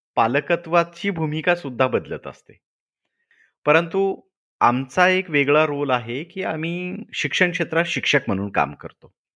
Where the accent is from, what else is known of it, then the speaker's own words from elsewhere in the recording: Latur district, Marathwada, Maharashtra, India; moved away as an adult; मी मूळचा लातूर जिल्ह्यातला आहे मराठवाड्यातला